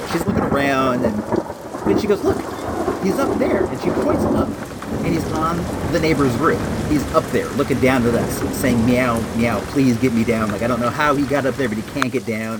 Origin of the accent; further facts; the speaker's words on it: California, United States; also born or lived in Illinois; It was 2 years after we moved here from Illinois and I was still like in that culture shock of uh having this transition from like what was like a different style of life in Illinois to like the uh, elementary school, like Beverly Hills 90210 that I jumped into when I was uh, here in California